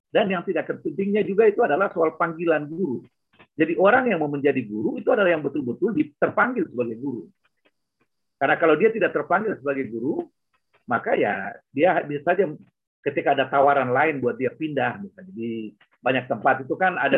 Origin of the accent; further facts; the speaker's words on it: Enarotali, Central Papua, Indonesia; Saya besar di Anarotali